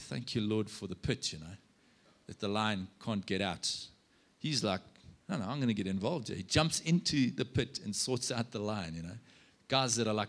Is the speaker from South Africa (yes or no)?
yes; South Africa; I'm a South African